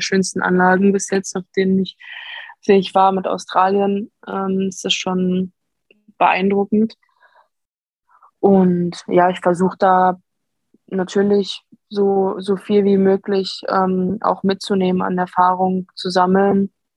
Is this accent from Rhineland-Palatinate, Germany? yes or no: no; Dortmund, North Rhine-Westphalia, Germany; ich bin in Dortmund geboren